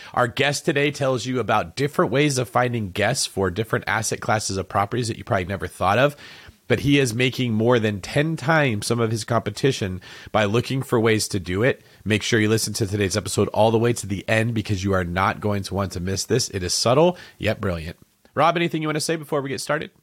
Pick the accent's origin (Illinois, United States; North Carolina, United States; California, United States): California, United States; Manteca; moved away; I'm from Antica, which is, like, twenty minutes away from Modesto.